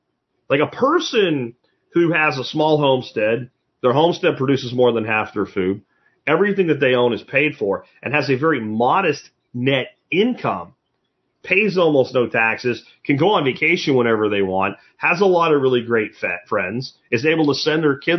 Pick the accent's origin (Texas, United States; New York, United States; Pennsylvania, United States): Pennsylvania, United States; Pottsville; moved away; also born or lived in Minersville, Pennsylvania; where I grew up in Pottsville and Minersville, Pennsylvania, Schuylkill County